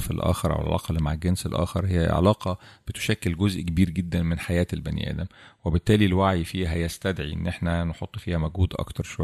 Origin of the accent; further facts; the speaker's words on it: Egypt; احنا كمصريين مشهورين بالحته دي عندنا